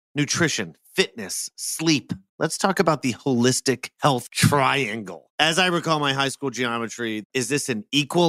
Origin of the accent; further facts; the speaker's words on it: Philadelphia, Pennsylvania, United States; my hometown heroes, the Philadelphia Phillies.